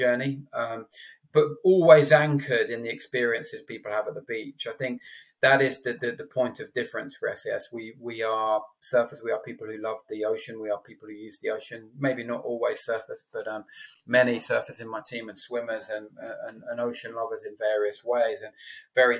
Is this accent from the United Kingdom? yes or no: yes; London, United Kingdom; also born or lived in Exeter; now in Cornwall, United Kingdom; I'm a Londoner born and bred who lives in Cornwall now